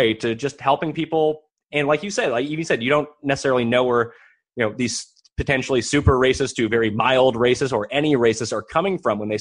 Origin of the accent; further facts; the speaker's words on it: Halifax, Nova Scotia, Canada; moved away; I'm from Halifax. It's a great city. I would love to live in Halifax again someday